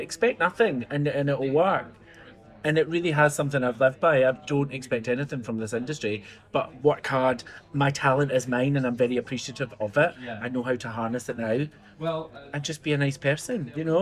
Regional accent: Glasgow, Scotland, United Kingdom; I grew up in Castlemilk in the south side of Glasgow, which is not the posh part.

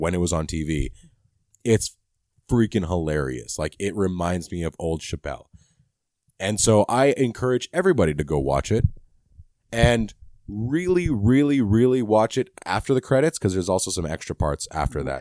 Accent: Canada; I'm Canadian.

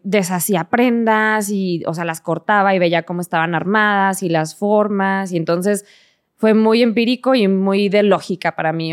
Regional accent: Hidalgo del Parral, Chihuahua, Mexico; moved away as an adult; also born or lived in Mexico City; crecimos en Parral realmente, porque a los seis años más o menos míos eh, nos mudamos a, Parral, Chihuahua

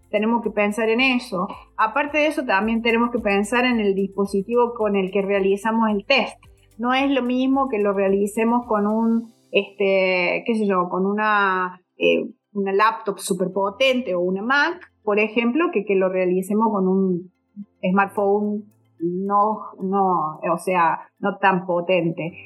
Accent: Córdoba, Argentina; soy eh, de Córdoba, Argentina. Vivo actualmente en Córdoba, Argentina.

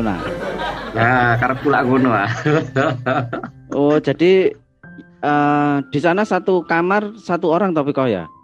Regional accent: Malang, East Java, Indonesia; kotaku ini aslinya Malang tapi bekerjanya di Jakarta

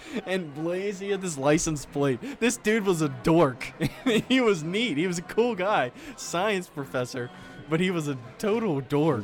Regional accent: Charleston, West Virginia, United States; the job that I took in Charleston at WCHS. My first job out of college was a sports reporting job. I got lucky to do it in my hometown

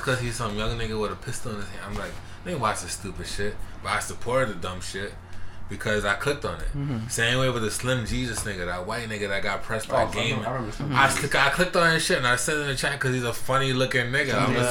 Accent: New York City, New York, United States; We're really from the Bronx. We really out here. We really in the South. In the South Bronx.

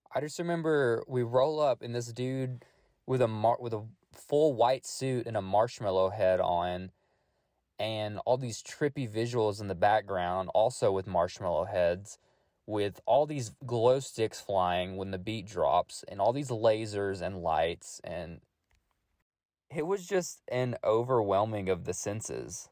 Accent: Middle Tennessee, United States; I am born and raised in Middle Tennessee, only about an hour from Manchester

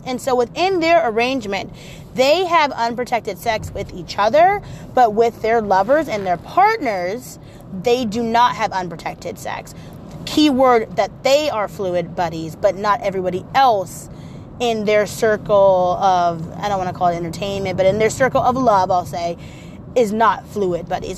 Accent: Portland, Oregon, United States; I'm also from Portland

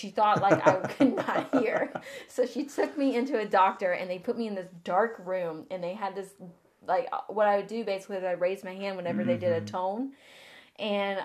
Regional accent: the South, United States; we are Southern here

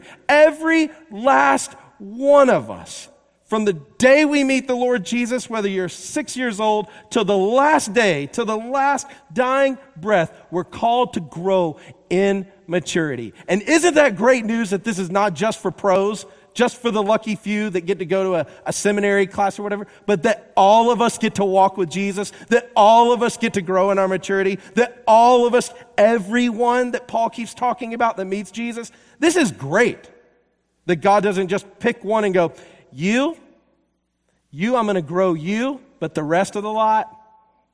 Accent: the South, United States; now in Seattle, United States; I am from the South

